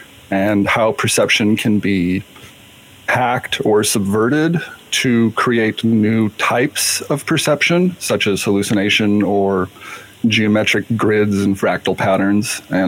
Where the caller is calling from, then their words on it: Seattle, Washington, United States; I'm calling from Seattle, or logging in from Seattle.